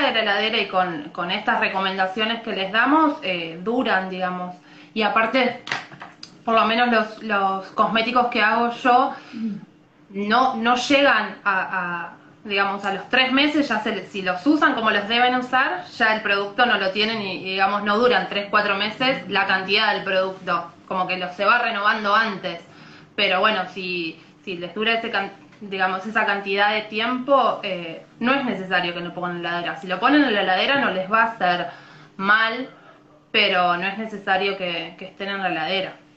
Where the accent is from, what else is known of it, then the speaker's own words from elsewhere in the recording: Buenos Aires, Argentina; now in Colón, Argentina; en realidad soy de Buenos Aires, pero vivo en Colón, Entre Ríos, ya hace varios años que vivo acá en Colón